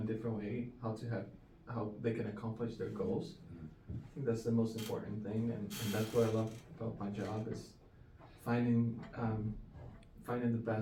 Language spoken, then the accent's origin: English; Brazil; now in Naples, United States; originally from Brazil. I live in Naples, Florida